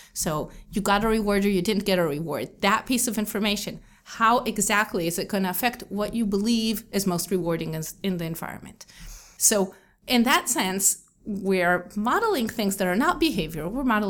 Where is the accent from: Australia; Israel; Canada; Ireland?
Israel; also born or lived in New Jersey, United States; So I grew up in Israel, and I lived in Israel my whole life, except for 4 years in which I lived in New Jersey because my dad was doing a postdoc at Rutgers University.